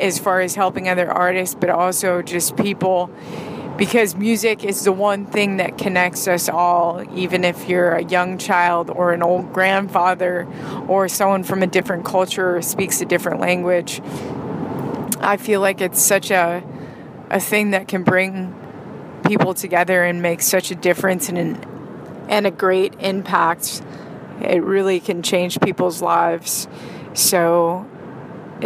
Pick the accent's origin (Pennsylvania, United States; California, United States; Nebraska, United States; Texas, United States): California, United States; San Francisco Bay Area; also born or lived in Hawaii; now in Los Angeles, United States; I grew up in the Bay Area, in the San Francisco Bay Area, and in Hawaii. Kind of lived between those places growing up